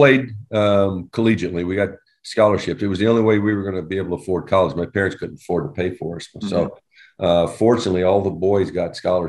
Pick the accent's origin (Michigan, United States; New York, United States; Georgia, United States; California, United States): Georgia, United States; Albany; moved away as an adult; also born or lived in Arizona / Utah; So I grew up in a little community in Georgia. It's up here, you call it Albany. Down there, they call it Albany.